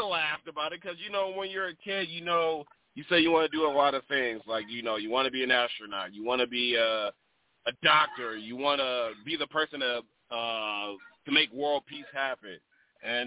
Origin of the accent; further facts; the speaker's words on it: Milwaukee, Wisconsin, United States; now in South Dakota, United States; I was born and raised in Milwaukee, Wisconsin